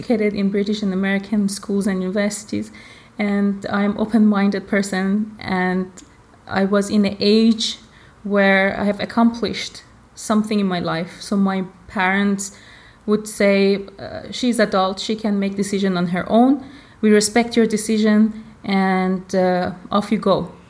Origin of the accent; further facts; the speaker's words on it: Iran; born there; I was born in Iran.